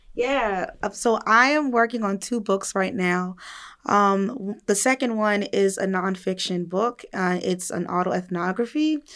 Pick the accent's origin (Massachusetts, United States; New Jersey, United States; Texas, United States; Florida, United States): New Jersey, United States; I'm a woman from New Jersey